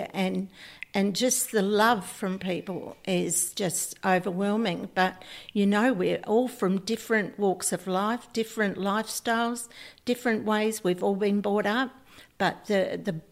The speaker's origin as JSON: {"language": "English", "town": "Mallala", "region": "South Australia", "country": "Australia", "tie": "born or raised there", "said": "I was brought up in Malala in the country, north of Adelaide"}